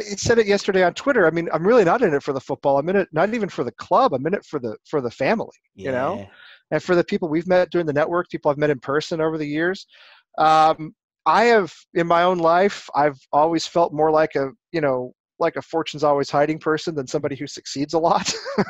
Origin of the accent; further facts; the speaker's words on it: Dallas, Texas, United States; I grew up in Dallas, and we had a team in Dallas.